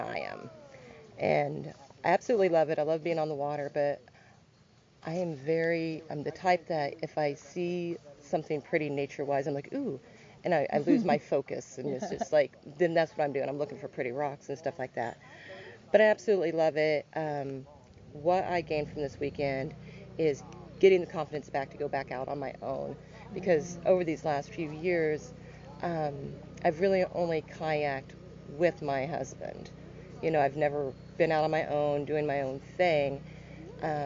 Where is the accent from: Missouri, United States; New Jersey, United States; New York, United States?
Missouri, United States; Joplin; I am from Joplin, Missouri, so not too far from here, about 2 hours